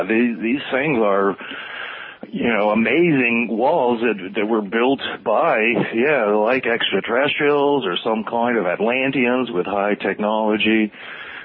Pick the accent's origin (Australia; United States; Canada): United States; Colorado; also born or lived in France; I really grew up in Colorado